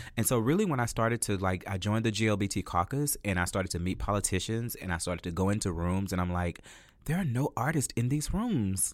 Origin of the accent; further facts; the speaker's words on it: La Marque, Texas, United States; now in Houston, United States; I'm from Lamarck, Texas